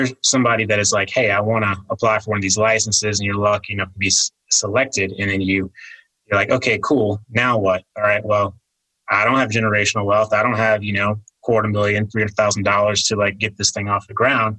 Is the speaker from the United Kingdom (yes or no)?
no; Virginia, United States; moved away; my home state of Virginia